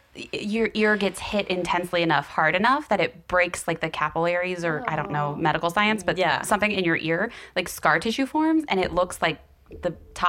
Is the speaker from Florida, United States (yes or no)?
yes; Ocala, Florida, United States; moved away; I'm from Ocala.